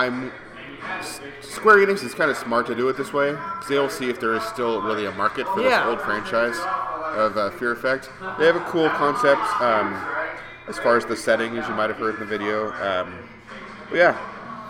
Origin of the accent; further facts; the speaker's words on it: United States; I'm an American